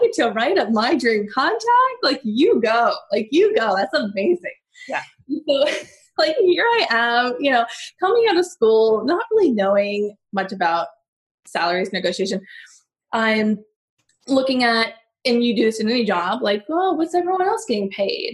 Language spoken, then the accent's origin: English; San Diego, California, United States; moved away as an adult; also born or lived in Los Angeles; I'm from San Diego, like I said. So I was working my booty off to get back to San Diego. That's where my family is